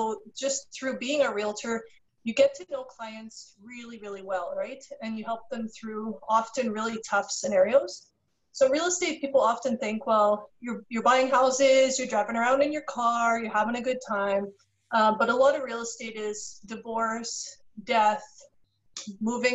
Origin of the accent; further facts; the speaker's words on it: Canada; I got my Bachelor of Commerce from the University of Manitoba. I'm from Canada